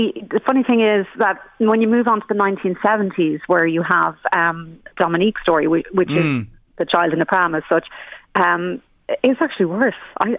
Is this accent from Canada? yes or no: no; Ireland; Back to your own country, this, or where are you from? And you're like, well, I'm from Ireland.